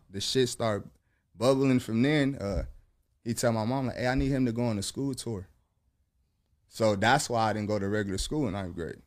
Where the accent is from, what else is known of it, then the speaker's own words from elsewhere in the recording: Long Beach, California, United States; I'm from Long Beach